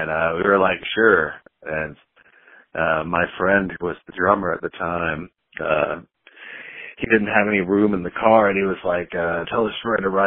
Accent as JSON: {"language": "English", "region": "Texas", "country": "United States", "said": "little bit everywhere, but uh, I'm from Texas, and that's where I'm currently at, North Texas."}